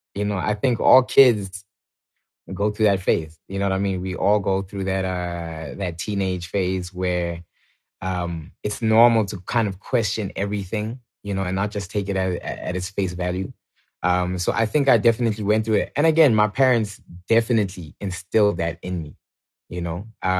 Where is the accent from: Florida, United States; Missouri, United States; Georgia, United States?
Georgia, United States; Atlanta; born there; So I was born in Atlanta, Georgia, purely, I feel like, by coincidence or, you know, God's plan.